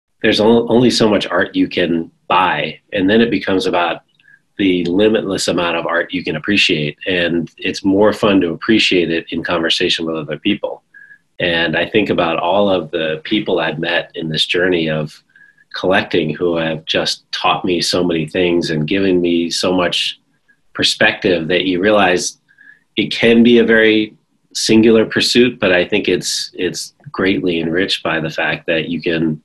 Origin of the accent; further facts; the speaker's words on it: Danbury, Connecticut, United States; I grew up in a small town called Danbury, Connecticut